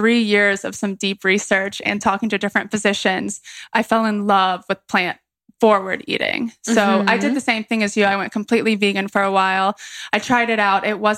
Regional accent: Atlanta, Georgia, United States; moved away as an adult; also born or lived in Columbia, South Carolina; now in Charleston, United States; I grew up in Atlanta, Georgia, in the city

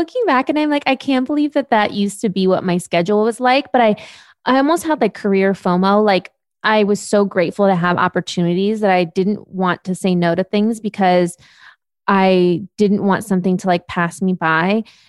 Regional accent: Germany; born there; also born or lived in United States; So I went back and forth between Europe and the US since I was six. I was born in Germany.

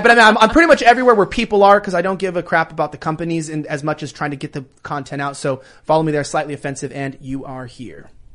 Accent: California, United States; moved away as an adult; I'm born and raised in California

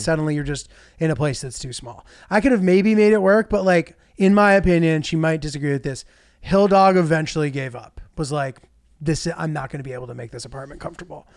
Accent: United States; I'm American

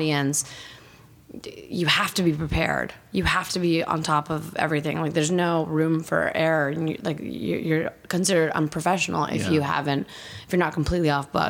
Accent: Canada; also born or lived in Bulgaria; I grew up in Canada

